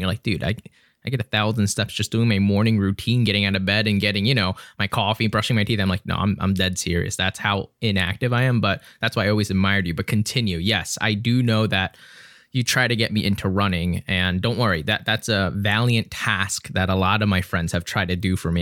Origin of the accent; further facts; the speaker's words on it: Philadelphia, Pennsylvania, United States; now in Lancaster, United States; I grew up in Philadelphia